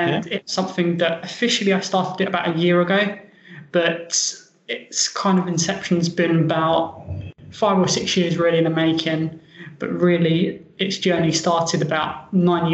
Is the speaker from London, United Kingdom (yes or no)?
yes; London, United Kingdom; moved away; I'm from London, England. I was born and raised in London